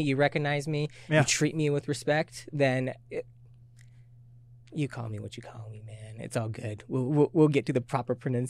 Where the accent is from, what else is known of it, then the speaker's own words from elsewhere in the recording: Tacoma, Washington, United States; also born or lived in Japan / California / Colorado / Hawaii; I guess I could say I grew up in Tacoma. I was born military, so